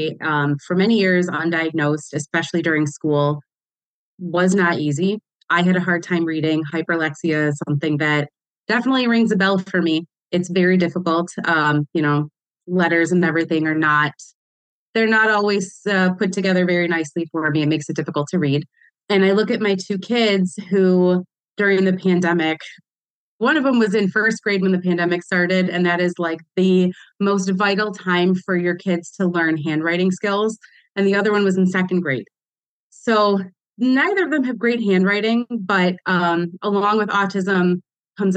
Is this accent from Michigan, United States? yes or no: yes; Detroit, Michigan, United States; I grew up here in Metro Detroit